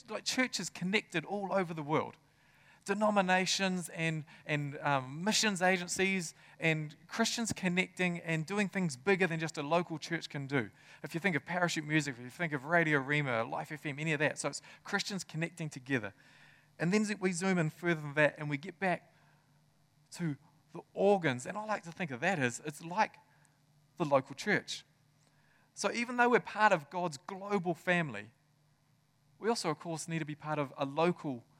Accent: Tokoroa, Waikato, New Zealand; I grew up in Tokoroa.

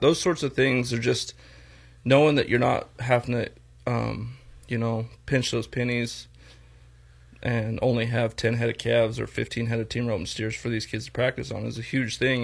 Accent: Torrington, Wyoming, United States; also born or lived in Oklahoma; I was born and raised here in Torrington

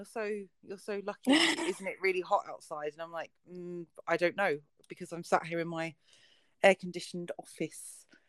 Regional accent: United Kingdom; Of course. We're British.

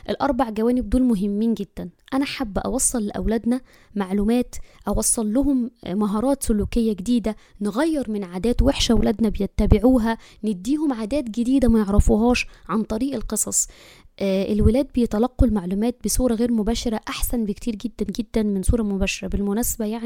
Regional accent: Egypt; أنا مصرية عمري 34 سنة أم البنوتين ربنا يبارك فيهم واحدة 10 سنوات واحدة 6 سنوات

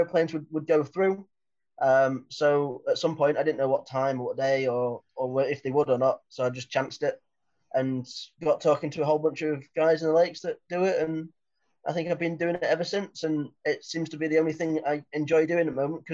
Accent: Lake District, North West England, United Kingdom; So I'm from the Lake District

